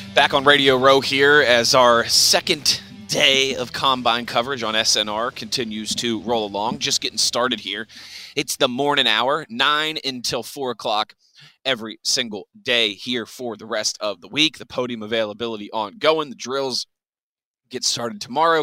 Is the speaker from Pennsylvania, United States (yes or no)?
yes; Pittsburgh, Pennsylvania, United States; moved away; when i came back to, to pittsburgh moved back to my hometown